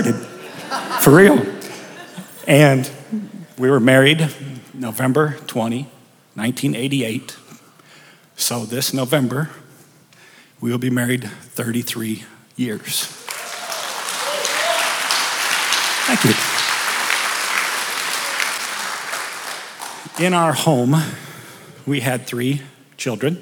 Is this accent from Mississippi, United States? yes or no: no; O'Neill, Nebraska, United States; also born or lived in Wayne, Nebraska; I was born and raised in Nebraska in a small town called O'Neill